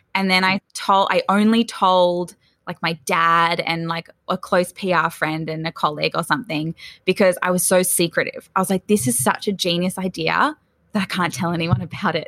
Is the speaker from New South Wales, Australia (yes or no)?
yes; Sydney, New South Wales, Australia; also born or lived in Melbourne; I was actually born in Melbourne, but my parents moved to Sydney's northern beaches, so quite north. We were in Newport, which is fairly close to Palm Beach. I grew up there um, from about three years old